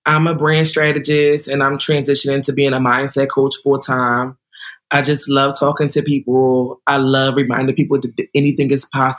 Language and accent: English; New Jersey, United States; also born or lived in Puerto Rico (ancestry); I'm from New Jersey. I'm from South Jersey. I grew up with my grandparents